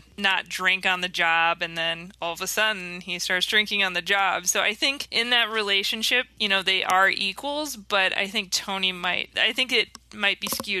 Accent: Minnesota, United States; I'm from Minnesota, so boring old Minnesota. We're cold 6 months out of the year, and we don't have very many donut shops.

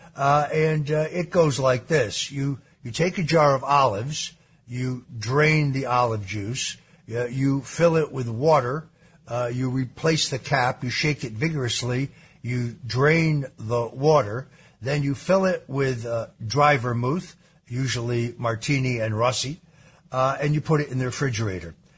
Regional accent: Norwalk, Connecticut, United States; Born, born in Norwalk

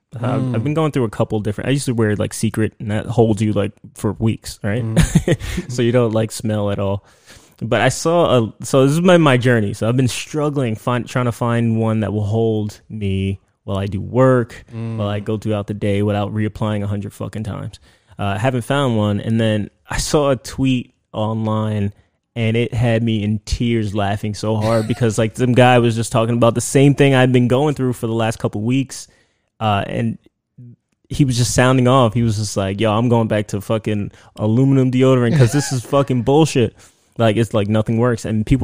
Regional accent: United States; I grew up in the States, right? And my culture is very much into smells

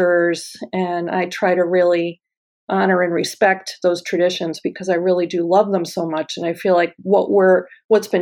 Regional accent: United States

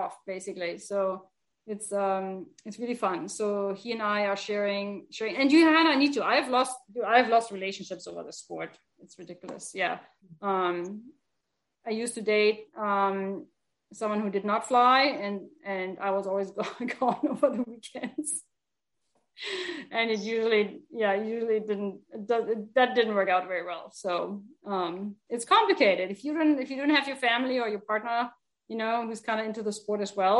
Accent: Hamburg, Germany; moved away as an adult; also born or lived in Boston / New England; I'm from Hamburg

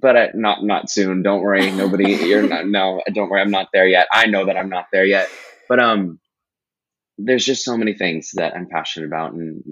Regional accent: Seattle, Washington, United States; also born or lived in Texas / California / Boston / New York; But I was born in Texas. I mostly grew up in Seattle. I moved to California again.

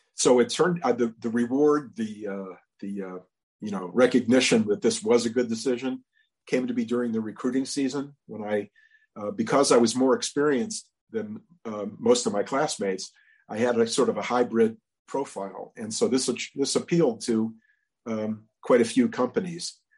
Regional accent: Cleveland, Ohio, United States; where I was growing up in Cleveland

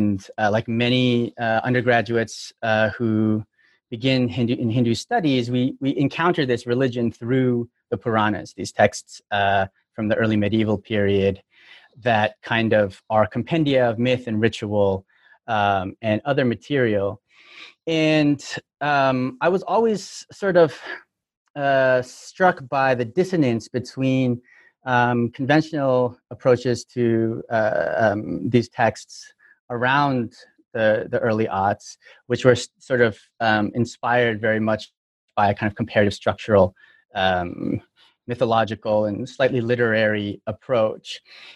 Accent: Toronto, Ontario, Canada; now in United States; I'm from Toronto, but I've been in the U.S. since 2005, so I've been working the whole time.

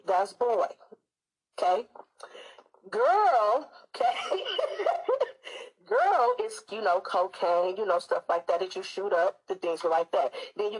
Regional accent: Detroit, Michigan, United States; now in Seattle, United States; I'm calling you from Seattle, but I'm a Detroit native, baby. D-Town, what up, though?

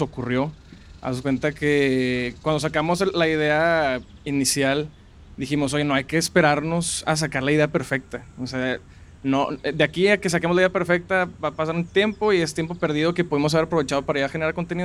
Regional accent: Monterrey, Nuevo León, Mexico; soy de aquí de Monterrey toda la vida

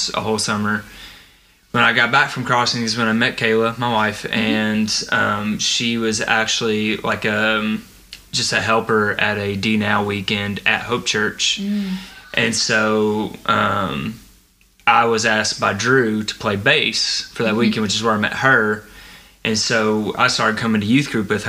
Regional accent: Frankfort, United States; I grew up in Frankfort

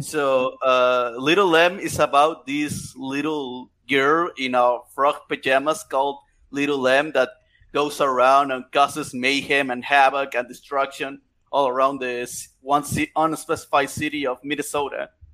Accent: Chiapas, Mexico; English is a second language; I'm from Chiapas, Mexico

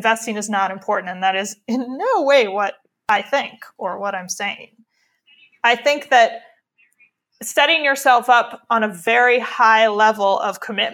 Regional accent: Midwest, United States; We are white people from the Midwest.

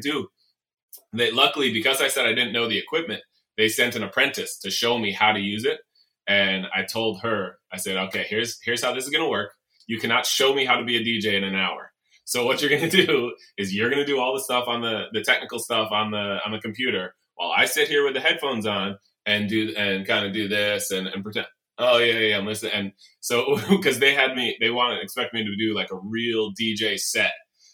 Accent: New York City, New York, United States; Flushing Meadows, for me, I was a fan growing up there

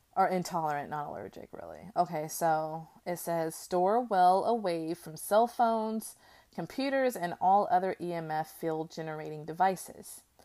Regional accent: United States; as an American

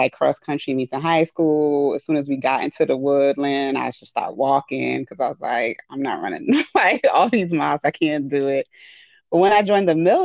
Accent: New York City, New York, United States; I grew up in the Bronx most of my life, went to public school most of my life

